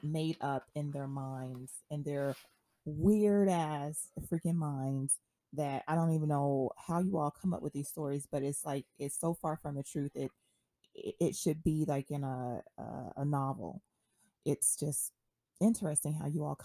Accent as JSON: {"language": "English", "town": "Memphis", "region": "Tennessee", "country": "United States", "tie": "born or raised there", "also_born_or_lived": "Columbus, Ohio", "moved": "yes", "lives_now": "Orlando, United States", "said": "I am from Memphis, Tennessee, born in Columbus, Ohio, though, grew up in Memphis, Tennessee, and came to Orlando, Florida, 2005."}